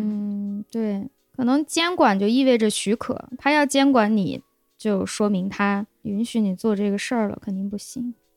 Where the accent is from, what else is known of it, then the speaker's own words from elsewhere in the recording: Lanzhou, Gansu, China; 我们兰州人都知道一个都市传说